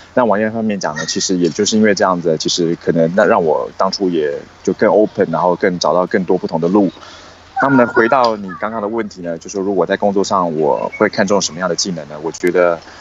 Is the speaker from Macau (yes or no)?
no; Taiwan; moved away as an adult; now in China; 其实我一直以来都是在台湾土生土长，然后读书的嘛